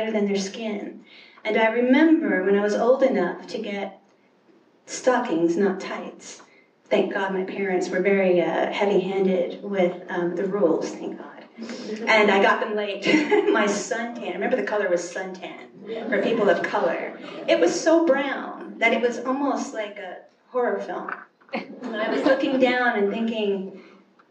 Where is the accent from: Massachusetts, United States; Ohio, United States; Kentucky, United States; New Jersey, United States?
Kentucky, United States; moved away; also born or lived in New York; where I grew up in Kentucky